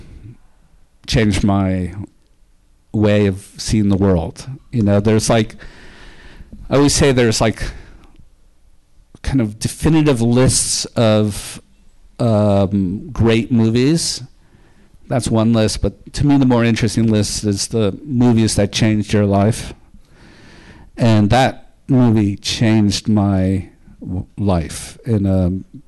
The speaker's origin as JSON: {"language": "English", "town": "New York City", "region": "New York", "country": "United States", "tie": "born or raised there", "said": "I grew up in Park Slope in Brownstone."}